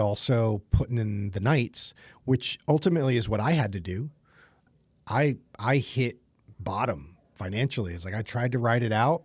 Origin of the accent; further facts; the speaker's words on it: East Coast, United States; I'm from the East Coast